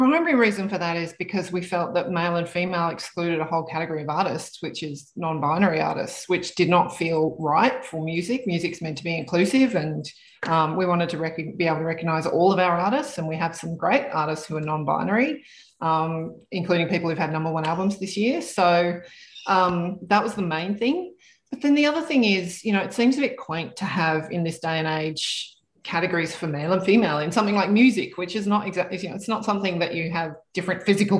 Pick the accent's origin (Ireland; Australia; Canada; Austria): Australia; Canberra, Australian Capital Territory; now in Sydney, Australia; growing up in Canberra